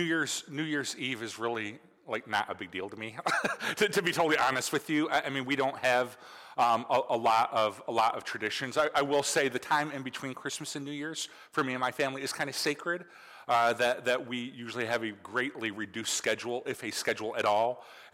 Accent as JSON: {"language": "English", "region": "Michigan", "country": "United States", "tie": "born or raised there", "said": "It is really weird because, you know, growing up in Michigan, it's like the new year."}